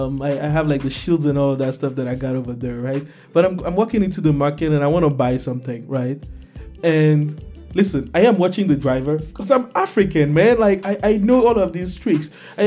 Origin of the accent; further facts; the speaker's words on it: Togo; English is a second language; I live through Nigeria. You know, I come from Togo.